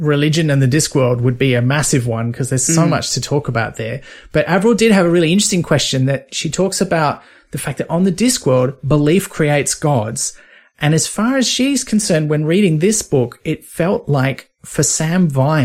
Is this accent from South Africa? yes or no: no; north coast of New South Wales, Australia; also born or lived in Sydney; I was born in Sydney, but, you know, then I moved away from there. And the place I remember growing up in the north coast of New